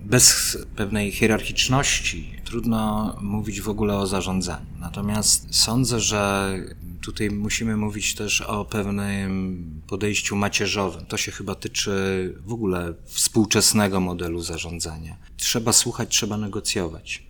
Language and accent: Polish; Brodnica, Kuyavian-Pomeranian Voivodeship, Poland; pochodzę z miejscowości z trójkątnym rynkiem zbrodnicy